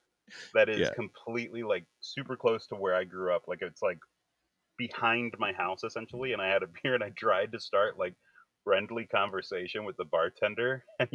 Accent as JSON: {"language": "English", "area": "outside of Philly", "region": "Pennsylvania", "country": "United States", "tie": "born or raised there", "also_born_or_lived": "Florida", "moved": "yes", "said": "I am in Pennsylvania. And I grew up in PA as a kid. So before I moved to Florida, I was up in PA."}